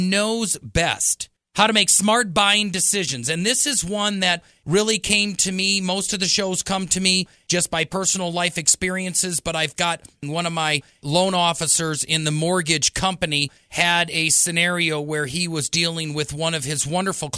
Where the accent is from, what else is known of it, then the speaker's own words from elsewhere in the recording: Colorado Springs, Colorado, United States; I'm local. I'm not piped in from California or New York, Minnesota, or Nebraska. I am right from Colorado Springs here, El Paso County, Pikes Peak region